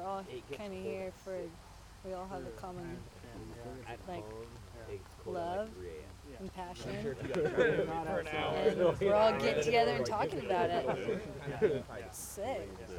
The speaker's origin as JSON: {"language": "English", "region": "Tennessee", "country": "United States", "said": "Yeah, I'm from Tennessee."}